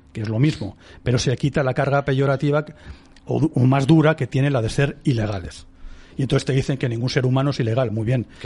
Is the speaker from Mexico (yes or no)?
no; Spain; cualquiera de nosotros como ciudadanos españoles